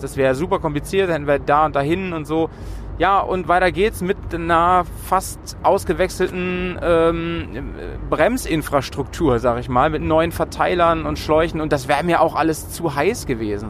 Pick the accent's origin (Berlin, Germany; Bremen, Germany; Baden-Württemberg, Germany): Bremen, Germany; in Bremen und umzu, wie man bei uns sagt